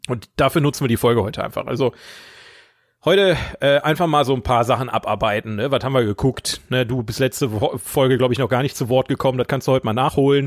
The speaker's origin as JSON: {"language": "German", "town": "Oberhausen", "region": "North Rhine-Westphalia", "country": "Germany", "said": "in Oberhausen gelebt, wo ich herkomme"}